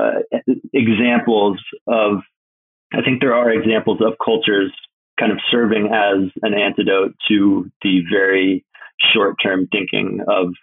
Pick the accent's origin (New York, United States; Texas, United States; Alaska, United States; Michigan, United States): Alaska, United States; I'm from Alaska